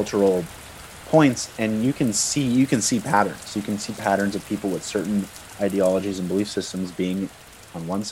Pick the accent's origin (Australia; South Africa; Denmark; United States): United States; growing up in America